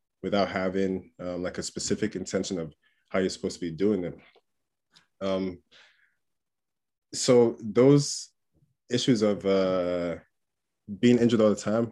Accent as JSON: {"language": "English", "region": "England", "country": "United Kingdom", "tie": "born or raised there", "also_born_or_lived": "Port Harcourt, Nigeria", "said": "I was born in a city called Port Harcourt in Nigeria. Moved to England when I was like 6 or 7 years old"}